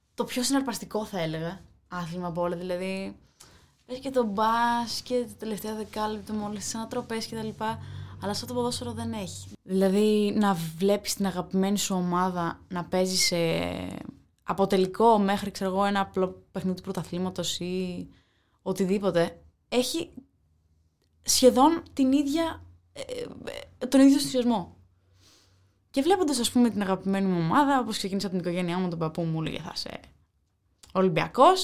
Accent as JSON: {"language": "Greek", "town": "Agrinio", "region": "Western Greece", "country": "Greece", "tie": "born or raised there", "said": "Είμαι και από τα Αγρίνο, δηλαδή στην επαρχία είναι ειδικά μεγαλώνοντα εγώ"}